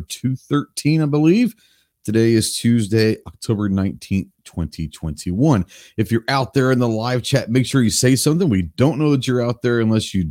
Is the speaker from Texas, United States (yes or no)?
yes; Dallas, Texas, United States; When I was growing up in Dallas